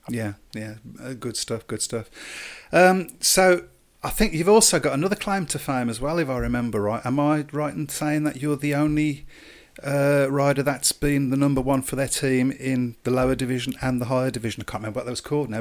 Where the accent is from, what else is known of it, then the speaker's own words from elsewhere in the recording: Birmingham, West Midlands, United Kingdom; accent: Brummie; as a Brummie myself